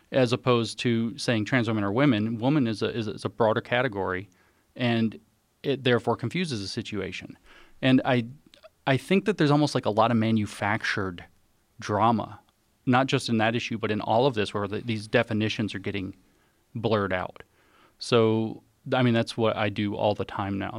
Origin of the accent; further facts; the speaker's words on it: the South, United States; I'm from the South particularly.